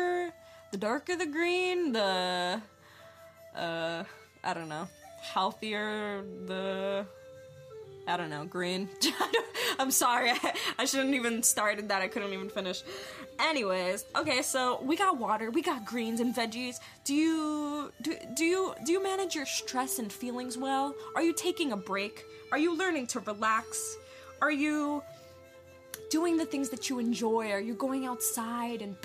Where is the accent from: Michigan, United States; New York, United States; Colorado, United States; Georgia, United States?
New York, United States; moved away; I'm originally from New York.